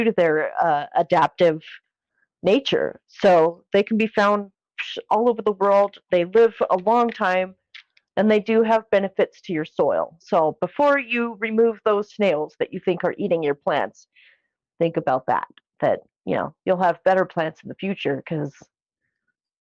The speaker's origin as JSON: {"language": "English", "region": "Colorado", "country": "United States", "tie": "born or raised there", "said": "my hometown of Colorado"}